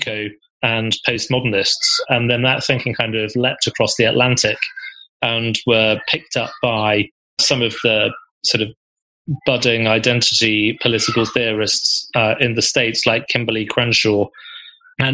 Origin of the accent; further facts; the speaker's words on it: Birmingham, West Midlands, United Kingdom; my identity as a Brummie